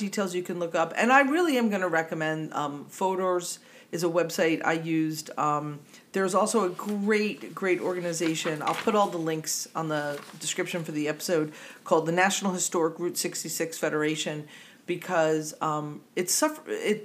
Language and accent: English; New Jersey, United States; accent: Jersey; my Jersey accent